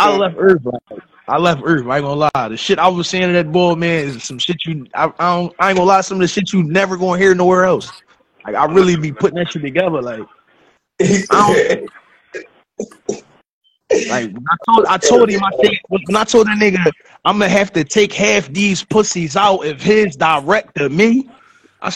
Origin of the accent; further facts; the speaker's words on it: Philadelphia, Pennsylvania, United States; I'm from Philly